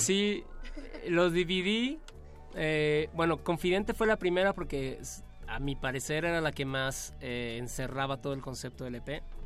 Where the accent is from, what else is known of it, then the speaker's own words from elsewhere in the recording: Yucatán, Mexico; me siento más yucateco